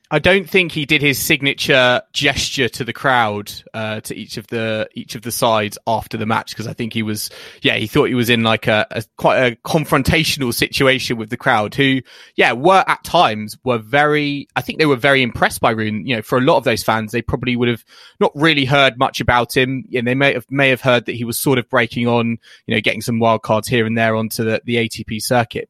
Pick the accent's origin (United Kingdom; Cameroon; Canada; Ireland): United Kingdom; we're British